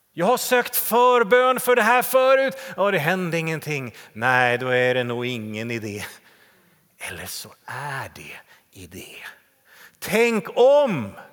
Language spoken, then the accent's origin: Swedish; Täby, Stockholm County, Sweden; min hemförsamling där jag växte upp i Täby